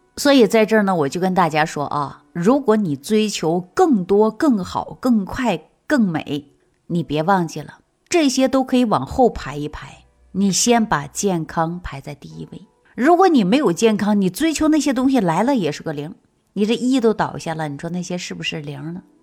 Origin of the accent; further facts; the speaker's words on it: Shaanxi, China; 我们陕西人